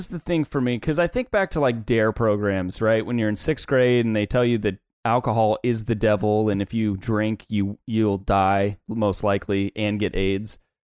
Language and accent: English; Midwest, United States; But growing up in the Midwest, in the Bible Belt, where it was just very, very taboo.